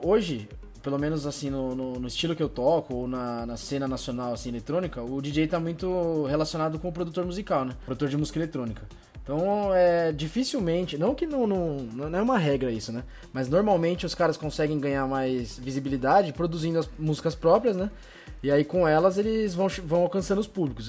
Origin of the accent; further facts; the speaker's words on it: São Caetano do Sul, São Paulo, Brazil; sou de São Caetano